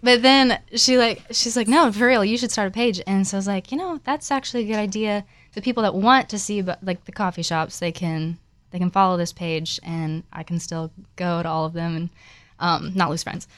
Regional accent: Florida, United States; moved away as an adult; now in Nashville, United States; I'm not actually from Nashville. I'm originally from Florida, and I came here for college

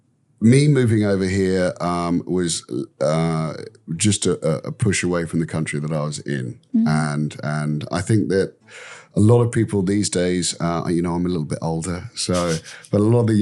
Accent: London, United Kingdom; now in Vietnam; Yeah, look, I come from London. That's a big city. Yeah. I grew up there.

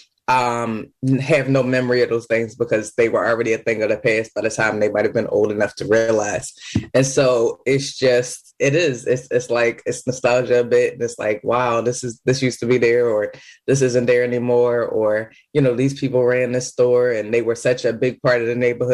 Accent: Philadelphia, Pennsylvania, United States; also born or lived in Germantown, Philadelphia / New York City; I grew up in Nicetown originally, and then we moved into Germantown a little bit.

